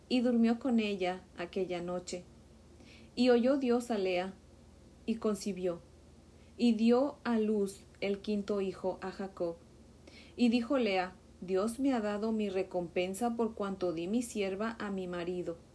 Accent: Mexico; Como saben, yo soy de México y en México a los niños les decimos chamacos, chiquillos, ¿verdad?

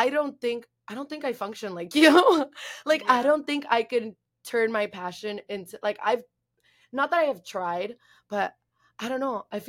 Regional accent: Miami, Florida, United States; We're from Miami. We're from Miami.

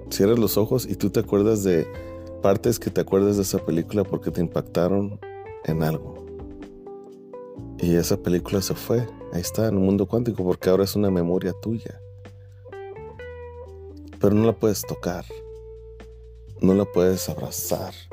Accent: Mexico; now in United States; Puedo acordar del último abrazo que mi abuelo me dio cuando nos vinimos desde México a Estados Unidos.

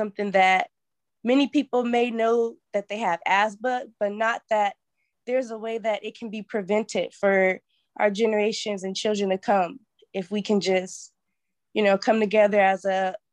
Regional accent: Portland, Oregon, United States; also born or lived in Grambling, Louisiana; I grew up in Portland, Oregon, specifically Northeast, right around Albina

